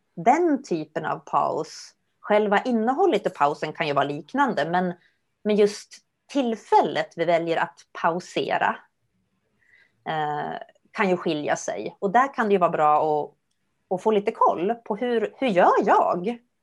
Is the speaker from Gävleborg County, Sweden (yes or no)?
yes; Gävle, Gävleborg County, Sweden; now in Stockholm, Sweden; Gävle är jag uppvuxen